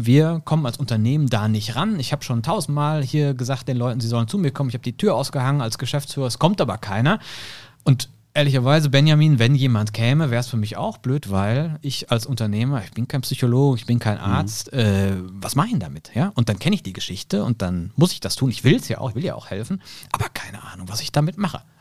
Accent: Hilchenbach, North Rhine-Westphalia, Germany; born there; now in Cologne, Germany; ich bin Mitte 30, komme gebürtig aus Hilchenbach im Siegerland

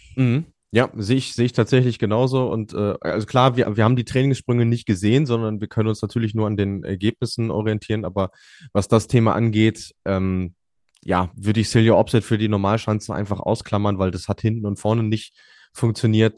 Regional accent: Germany; als Deutsche

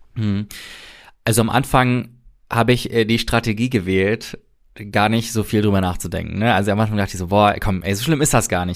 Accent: Germany; wo kommst du her, äh, Deutschland

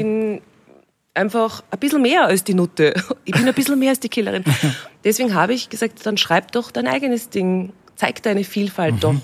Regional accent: Austria; eigentlich habe ich mich in Österreich immer daheim gefühlt

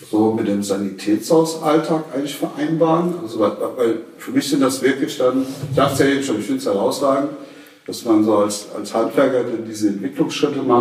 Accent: Rhineland-Palatinate, Germany; Also wir kommen ja eher so aus dem Westerwald

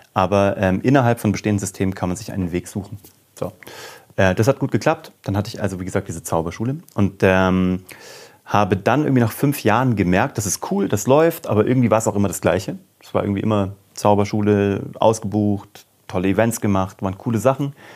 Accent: Kassel, Hesse, Germany; also born or lived in Cologne; now in Munich, Germany; ich komme aus Kassel eigentlich. Also ich bin eigentlich so Nordhesse

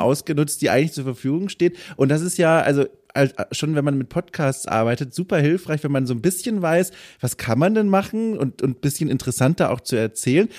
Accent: Franconia, Bavaria, Germany; accent: Franconian; now in Northern Germany; ich komme aus Franken und manchmal hört man das und dann äh, sind da schon so ein paar Dialektaltlasten mit dabei.

